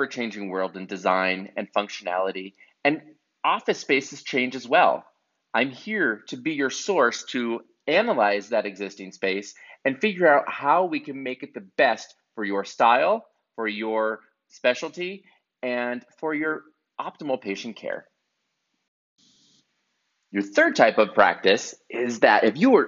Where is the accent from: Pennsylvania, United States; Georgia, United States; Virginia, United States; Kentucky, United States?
Pennsylvania, United States; northeastern; an amazing architecture firm in my hometown in northeastern Pennsylvania